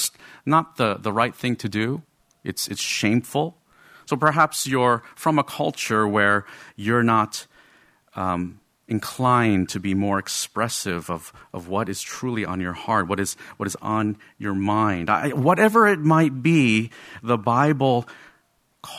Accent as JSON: {"language": "English", "town": "Rutherford", "region": "New Jersey", "country": "United States", "tie": "born or raised there", "said": "I'm Asian American, okay? But I grew up in Rutherford, New Jersey, in a very Roman Catholic Irish American neighborhood."}